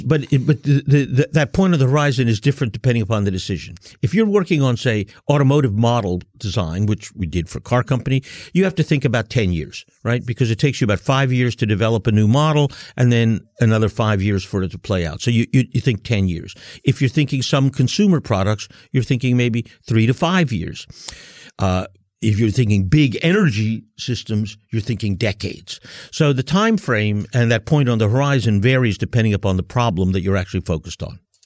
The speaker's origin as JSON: {"language": "English", "country": "United States", "also_born_or_lived": "Germany", "said": "I'm from the United States"}